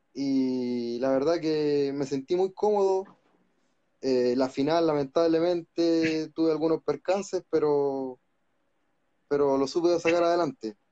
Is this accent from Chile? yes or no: yes; Santiago, Santiago Metropolitan Region, Chile; soy de acá de Santiago de Chile